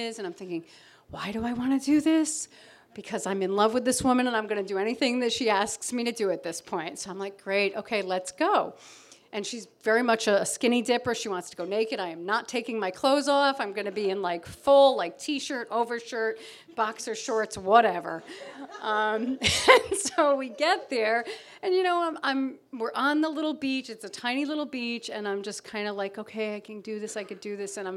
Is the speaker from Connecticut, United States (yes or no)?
yes; Connecticut, United States; moved away as an adult; now in Provincetown, United States; I grew up in Connecticut on Long Island Sound.